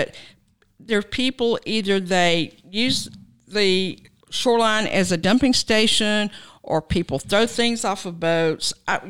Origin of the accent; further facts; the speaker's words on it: Cartersville, Georgia, United States; moved away as an adult; now in Canton, United States; I'm originally from Cartersville, Georgia, and I've been living in Canton for 16 years.